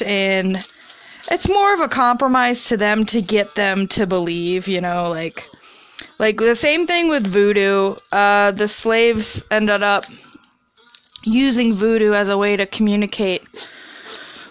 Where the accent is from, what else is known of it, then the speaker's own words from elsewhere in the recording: Midwest, United States; an American from the Midwest